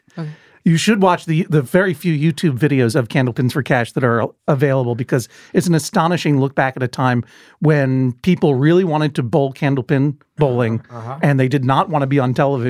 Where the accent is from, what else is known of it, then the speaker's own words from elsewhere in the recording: Boston, Massachusetts, United States; I grew up in the Boston area.